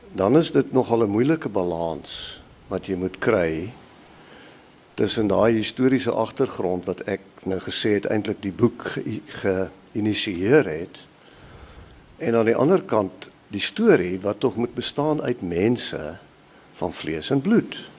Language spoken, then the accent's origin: Afrikaans; Highveld, Mpumalanga, South Africa; Ek is op die Hoëveld gebore in Mpumalanga en dit het my gevorm op 'n sekere manier